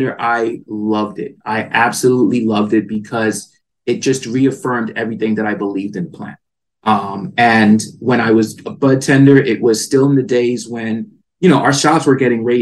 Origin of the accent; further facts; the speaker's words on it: East Coast, United States; moved away as an adult; now in California, United States; growing up in the East Coast, I did not have the diversity that I knew that the plant had. So certain situations caused me to move to California